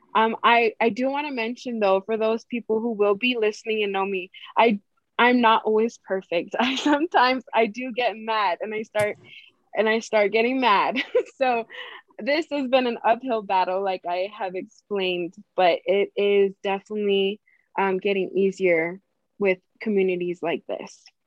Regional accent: Hawaii, United States; growing up in Hawaii

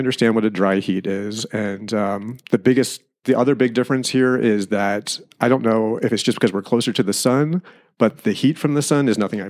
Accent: Pennsylvania, United States; moved away as an adult; also born or lived in New Jersey / New York City; now in Eastern Sierra, California, United States; So I grew up in Pennsylvania, about 45 minutes northeast of Philadelphia. And I went from there to about a decade living in New Jersey in a quaint little artistic community on the Delaware River.

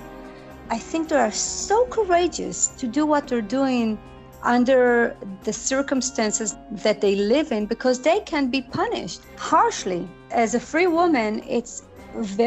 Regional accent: Israel; moved away as an adult; I'm originally from Israel, and I come from a very musical family

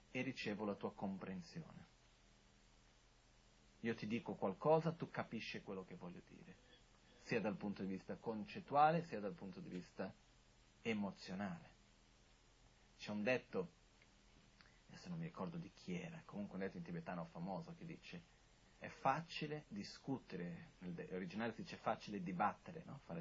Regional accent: India; io sono anche cresciuto in monastero in India

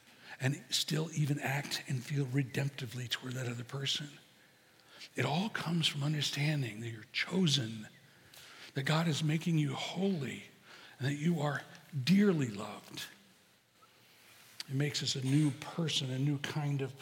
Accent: Chicago, Illinois, United States; I'm from Chicago

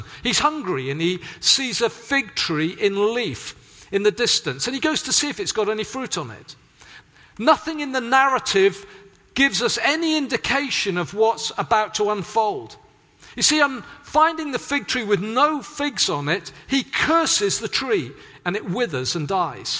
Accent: Swansea, Wales, United Kingdom; moved away; also born or lived in Hedge End; growing up in Swansea

